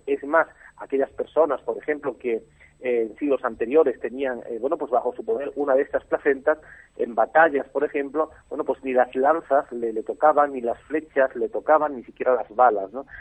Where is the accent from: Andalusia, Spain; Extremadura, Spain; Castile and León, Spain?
Extremadura, Spain; Cheles; yo que soy nativo de ese pueblo